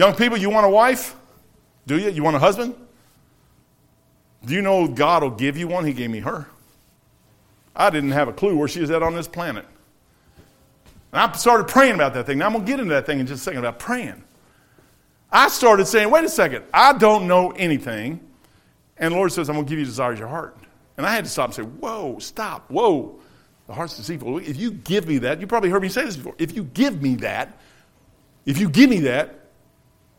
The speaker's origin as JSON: {"language": "English", "country": "United States", "said": "I'm an American."}